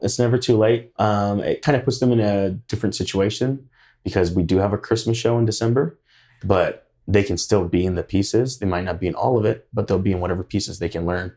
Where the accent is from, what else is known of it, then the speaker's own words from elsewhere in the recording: Hawaii, United States; now in Idaho Falls, United States; I grew up in Hawaii. I'm also of Hawaiian descent.